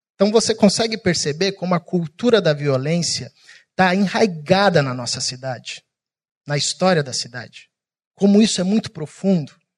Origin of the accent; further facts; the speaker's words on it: São Paulo, Brazil; now in Rio de Janeiro, Brazil; eu sou paulista